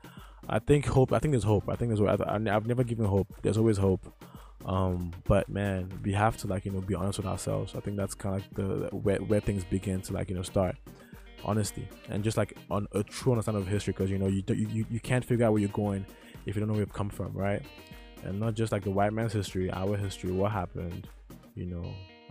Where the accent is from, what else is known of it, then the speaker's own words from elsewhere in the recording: Nigeria; moved away; This is my home country.